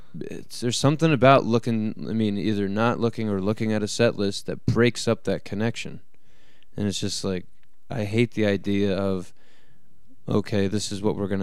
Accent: Philadelphia, Pennsylvania, United States; moved away; And that's where I came from. I came from the East Coast, from Philadelphia, and all that. And to be out here is so opposite.

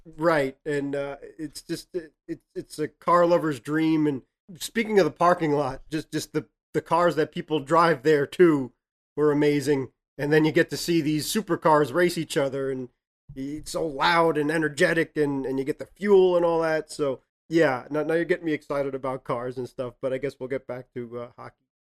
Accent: Massachusetts, United States; growing up in Massachusetts

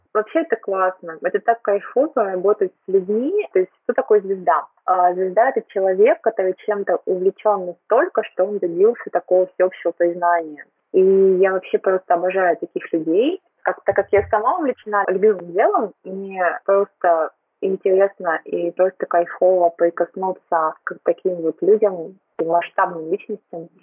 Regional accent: Tyumen, Tyumen Oblast, Russia; moved away as an adult; now in Moscow, Russia; я родилась в Тюмени, выросла в Тюмени, училась в Тюмени

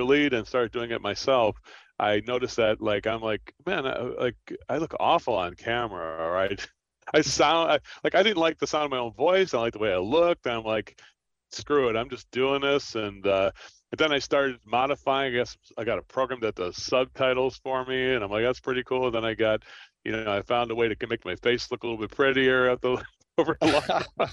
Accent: Trenton, New Jersey, United States; I'm from Trenton, New Jersey

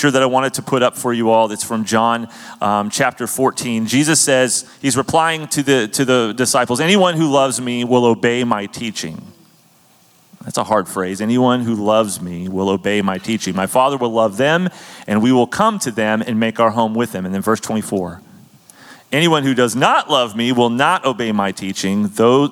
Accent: California, United States; moved away as an adult; also born or lived in Germany; growing up in California as a kid

